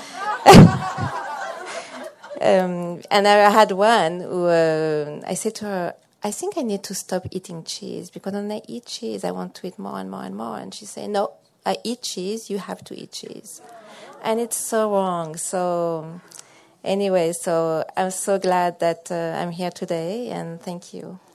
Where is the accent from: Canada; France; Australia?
France; also born or lived in central Massachusetts; now in Massachusetts, United States; I'm from uh, central Massachusetts, but I'm originally from France.